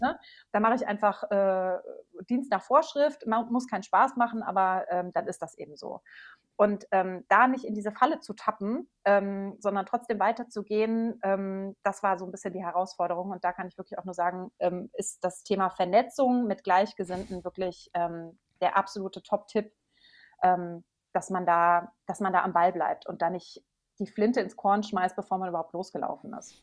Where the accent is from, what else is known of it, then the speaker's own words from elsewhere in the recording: Maintal, Hesse, Germany; Ich komme aus der Nähe von Frankfurt, aus Maintal